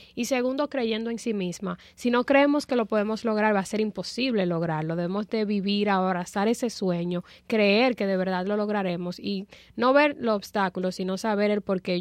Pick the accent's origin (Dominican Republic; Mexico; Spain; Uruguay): Dominican Republic; en mi país, en la República Dominicana